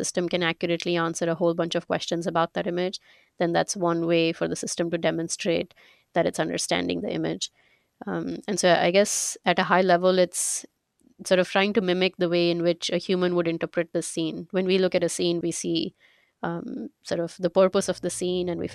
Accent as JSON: {"language": "English", "country": "India", "tie": "born or raised there", "also_born_or_lived": "Glassboro, New Jersey / Pittsburgh", "moved": "as an adult", "said": "I'm originally from India. That's where I grew up."}